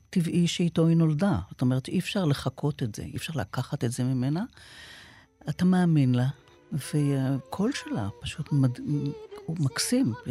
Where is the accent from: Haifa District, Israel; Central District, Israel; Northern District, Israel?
Haifa District, Israel; Haifa; גדלתי באזור שבו היו, בחיפה, המון המון ניצולי שואה.